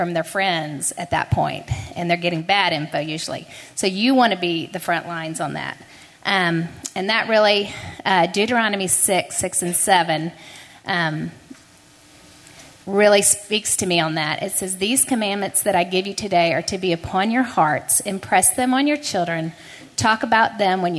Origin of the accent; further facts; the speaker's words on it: Houston, Texas, United States; I was raised in Houston